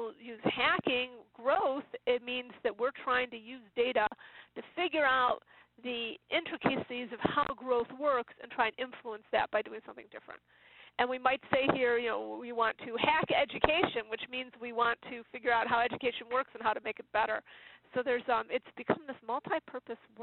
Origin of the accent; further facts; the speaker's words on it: Illinois, United States; now in Silicon Valley, United States; back in Illinois, which is my hometown